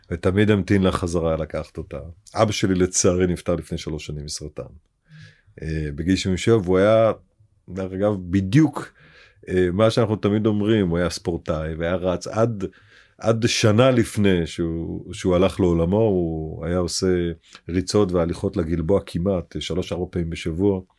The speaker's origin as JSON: {"language": "Hebrew", "town": "Beit She'an", "region": "Northern District", "country": "Israel", "tie": "born there", "said": "הייתה מאוד דומיננטית אה, ב- בעיר הולדתי בבית שאן, גם ב- ב- בפעילות הפוליטית."}